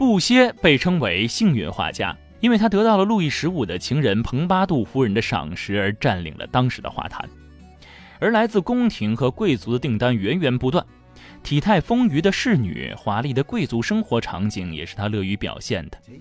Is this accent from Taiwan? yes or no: no; China; 对于我们中国人来说